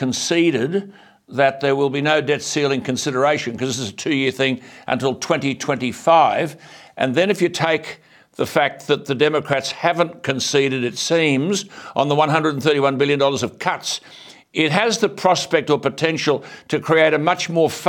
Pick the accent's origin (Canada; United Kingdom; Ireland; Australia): Australia; I'm an Australian